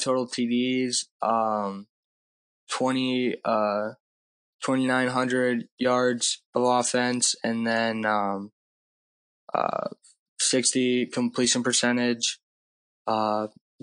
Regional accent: Wisconsin, United States; we're from Wisconsin

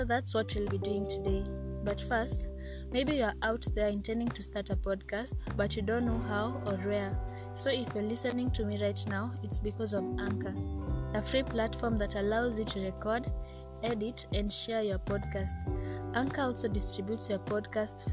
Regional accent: Kenya; first language Kikuyu; English is a second language; I'm from Kenya. I am Kenyan. I'm proudly Kenyan.

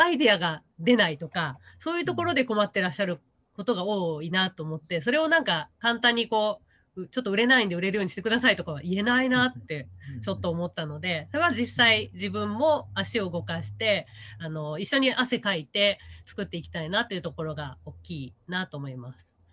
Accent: Hamada, Shimane, Japan; also born or lived in Matsue, Shimane; 浜田出身なんで魚で育ってる

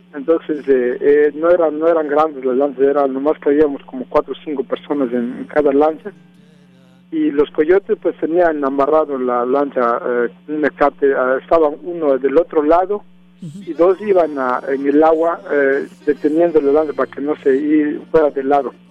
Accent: San Andrés Solaga, Oaxaca, Mexico; moved away as an adult; now in Los Angeles, United States; yo soy de un pueblo que se llama San Andrés Solaca, del estado de, Oaxaca

